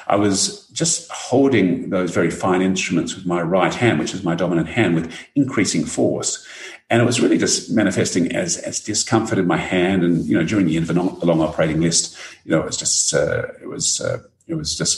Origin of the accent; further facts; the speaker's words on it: Canberra, Australian Capital Territory, Australia; moved away as an adult; now in Adelaide, Australia; I actually grew up in Canberra